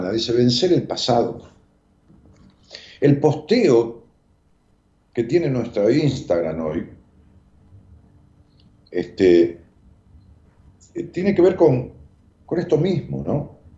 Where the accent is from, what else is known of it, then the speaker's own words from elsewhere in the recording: Argentina; mi problema tiene que ver con que soy una docente argentina, con tres hijos